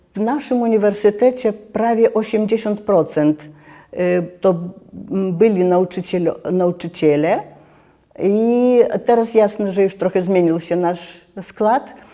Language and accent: Polish; Lithuania; jestem z Litwy